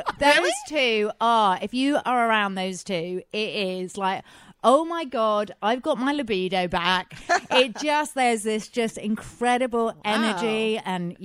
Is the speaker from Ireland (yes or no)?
no; United Kingdom; now in Los Angeles, United States; because I'm British.